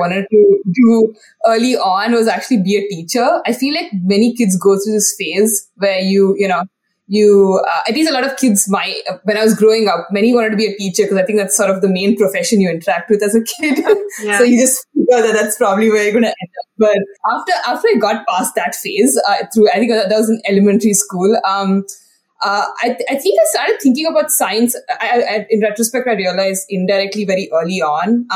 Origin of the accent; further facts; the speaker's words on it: India; moved away as an adult; now in United States; Yes, so I'm originally from India, and I grew up in India, went through school in India, did my college in India as well, and then I finally came to the US for my PhD.